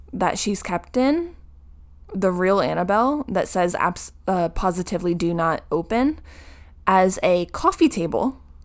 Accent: New Jersey, United States; we are from New Jersey

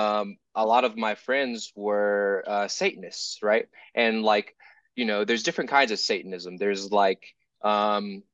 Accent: the South, United States; I'm from the South, so like, you know, Pentecostal Christian upbringing

